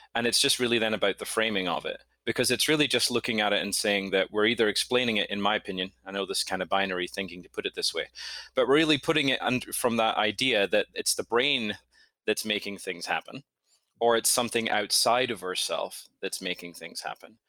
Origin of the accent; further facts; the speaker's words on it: Scotland, United Kingdom; moved away as an adult; also born or lived in United States; now in New York, United States; I'm originally from Scotland. Grew up there, moved to the States in my, at the end of my twenties